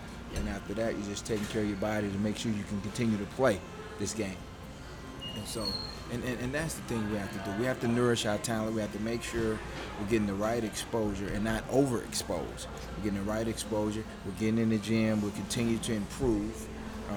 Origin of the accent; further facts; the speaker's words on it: Augusta, Georgia, United States; in Augusta, my hometown, you know, where I'm from